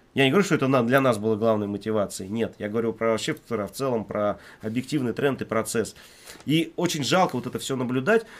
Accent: Siberia, Russia; now in Moscow, Russia; мне вот лично, как коренному сибиряку

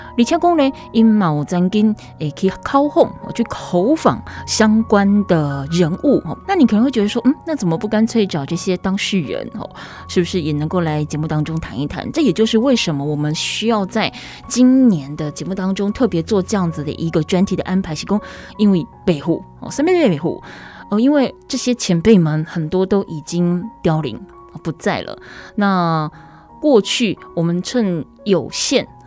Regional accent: Taiwan; 我们生在这边，长在这边，又住了这么的久

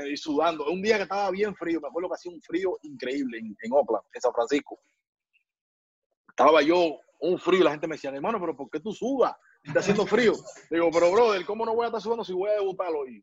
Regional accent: Guantánamo, Cuba; moved away; Yo donde yo vivía allá en Guantánamo, en mi tierra, ahí en mi barrio

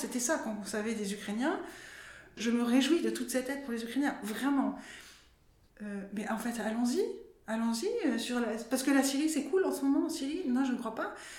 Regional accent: France; quand on est français et travailleur ou travailleuse sociale

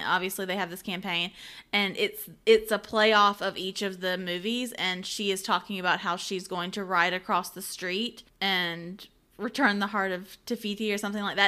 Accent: Georgia, United States; we're from Georgia

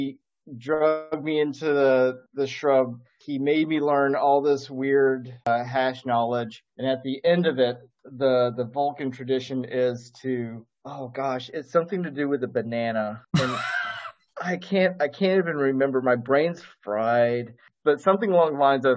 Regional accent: Alabama, United States; moved away as an adult; I grew up in Alabama and I left in 2002

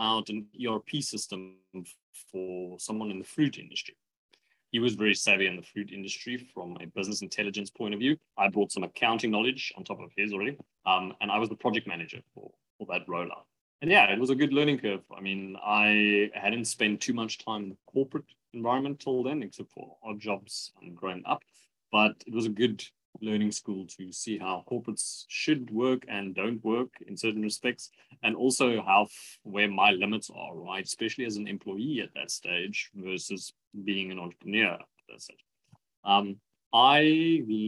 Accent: Pretoria, Gauteng, South Africa; moved away as an adult; I'm originally from Pretoria. I grew up in the Moot in Pretoria

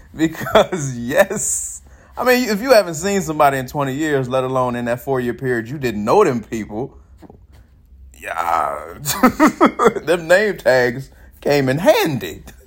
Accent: Chicago, Illinois, United States; now in Atlanta, United States; I'm from the suburbs of Chicago.

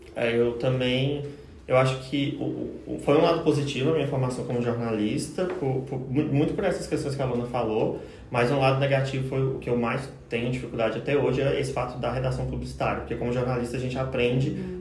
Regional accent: Cristalina, Goiás, Brazil; now in Goiânia, Brazil; não sou de Goiânia também, sou de Cristalina, interior do estado

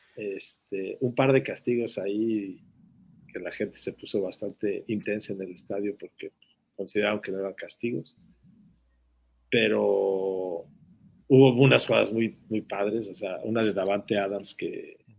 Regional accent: Mexico; nuestro país

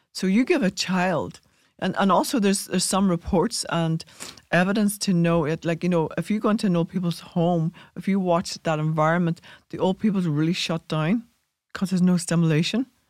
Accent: Ireland; we inherited that as Irish people

